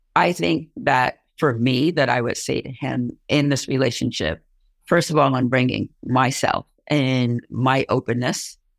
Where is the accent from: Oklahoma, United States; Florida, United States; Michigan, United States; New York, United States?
New York, United States; Long Island; moved away as an adult; now in Plattsburgh, United States; I'm originally from Long Island. So I moved up here 35 years ago